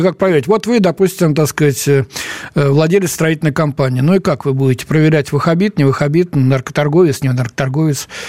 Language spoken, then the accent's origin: Russian; Moscow, Russia; я сам москвич